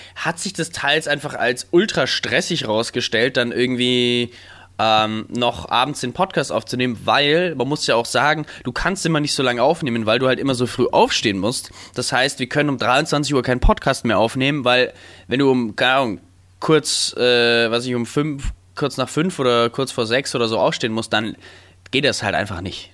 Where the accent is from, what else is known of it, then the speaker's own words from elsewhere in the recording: Stein, Germany; in Stein, wo ich aufgewachsen bin